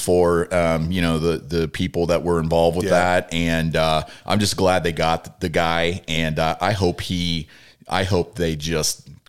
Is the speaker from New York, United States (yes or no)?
no; Red Oak, Iowa, United States; moved away; my hometown, Red Oak, Iowa.